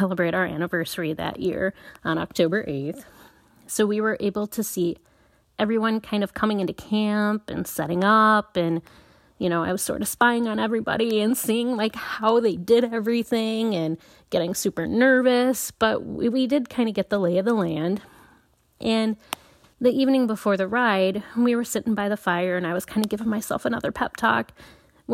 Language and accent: English; La Crosse, Wisconsin, United States; I am from La Crosse, Wisconsin, and I ride in the Midwest region in the United States